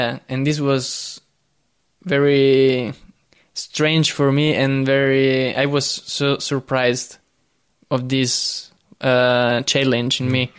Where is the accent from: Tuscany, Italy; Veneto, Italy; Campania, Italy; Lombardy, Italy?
Campania, Italy; near Naples; English is a second language; moved away as an adult; I was born in Italy, mm-hmm. South Italy, near Naples